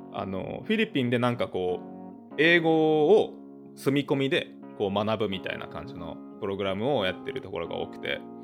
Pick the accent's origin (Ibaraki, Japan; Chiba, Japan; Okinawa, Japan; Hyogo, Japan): Okinawa, Japan; now in United States; 僕の出身の沖縄、出身沖縄なんですけど